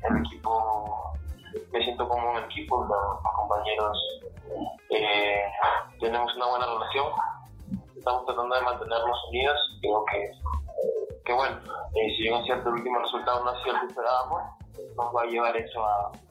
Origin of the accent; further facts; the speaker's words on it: Bellavista, Callao, Peru; en el Callao, Bellavista.